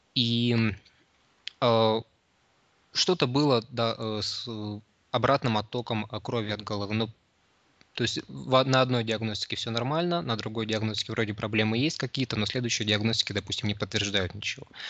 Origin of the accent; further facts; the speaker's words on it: Krasnoyarsk, Krasnoyarsk Krai, Russia; moved away as an adult; now in Saint Petersburg, Russia; я родился в Петербурге, но мои родители, когда мне было еще совсем немного лет, они переехали в Красноярск. И, собственно, вырос я там.